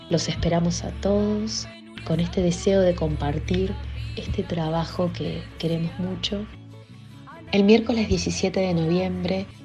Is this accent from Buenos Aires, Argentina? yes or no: no; Entre Ríos, Argentina; soy cantora entrerriana